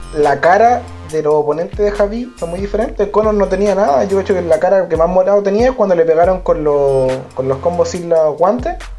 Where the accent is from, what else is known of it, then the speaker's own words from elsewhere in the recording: Chile; now in Santiago, Chile; nosotros somos de Chile. Chile, yo vivo en la capital Santiago